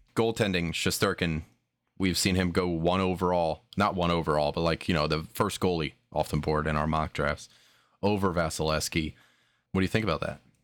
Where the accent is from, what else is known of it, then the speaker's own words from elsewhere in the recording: New Jersey, United States; I was born in Jersey